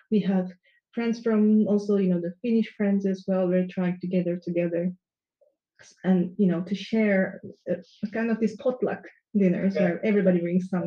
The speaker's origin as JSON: {"language": "English", "country": "Turkey", "moved": "yes", "said": "I come from Turkey"}